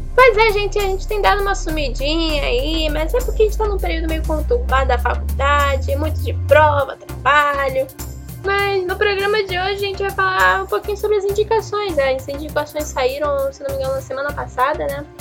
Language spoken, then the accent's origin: Portuguese; Brazil; eu sou brasileira